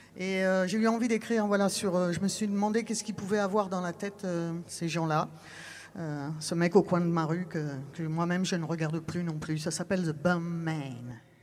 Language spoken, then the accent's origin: French; Texas, United States; moved away; j'ai été élevé au Texas